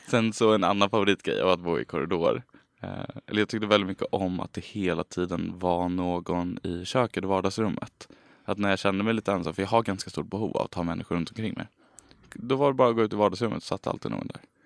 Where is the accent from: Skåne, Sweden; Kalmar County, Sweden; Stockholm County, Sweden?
Stockholm County, Sweden; Stockholm; moved away as an adult; now in Lund, Sweden; jag är från Stockholm från början